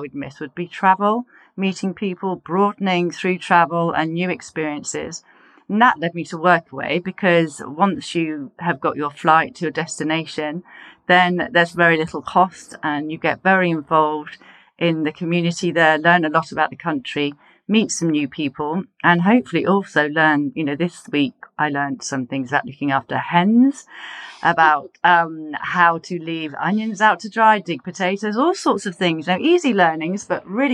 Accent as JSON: {"language": "English", "town": "Poole", "region": "South West England", "country": "United Kingdom", "tie": "born or raised there", "moved": "yes", "said": "I was born in Poole, so I love the South Coast and know it very well"}